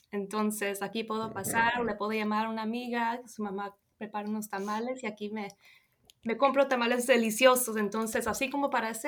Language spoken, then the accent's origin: Spanish; Tacoma, Washington, United States; also born or lived in Los Angeles, California; Bueno, pues nací en Los Ángeles, California. Mis papás son de México, un estado que se llama Guanajuato. Y nosotros nos mudamos a varios lugares cuando era niña, pero al fin llegamos a Tacoma, Washington